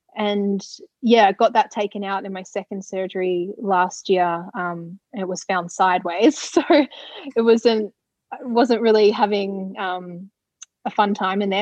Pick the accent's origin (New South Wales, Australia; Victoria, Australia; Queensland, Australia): Victoria, Australia; Ballarat; moved away; I was back in my hometown of Ballarat